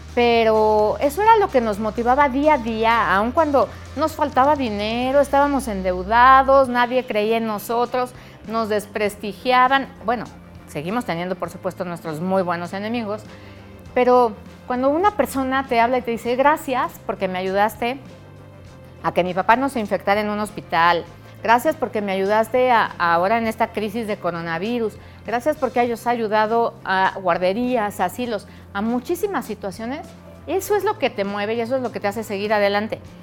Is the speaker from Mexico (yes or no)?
yes; Mexico; como mexicanos nos importa mucho más apoyar a México